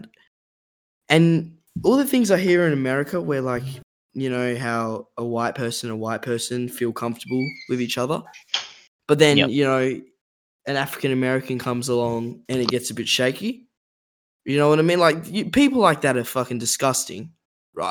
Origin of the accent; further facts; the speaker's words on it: Australia; I'm half Italian, half Aussie